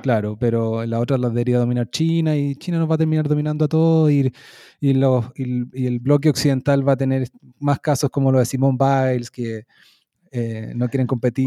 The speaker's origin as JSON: {"language": "Spanish", "country": "Chile", "moved": "as an adult", "said": "me hago autobullying como parte de Chile"}